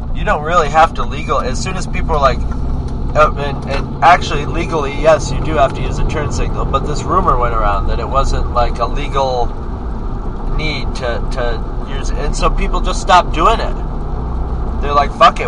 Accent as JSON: {"language": "English", "region": "New York", "country": "United States", "said": "I'm from New York State"}